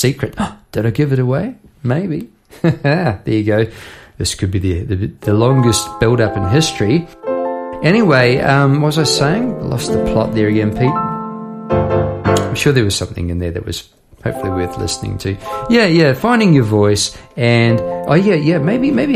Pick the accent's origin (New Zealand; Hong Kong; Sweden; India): New Zealand; moved away as an adult; now in Australia; Part of me will always be from, you know, bit there in New Zealand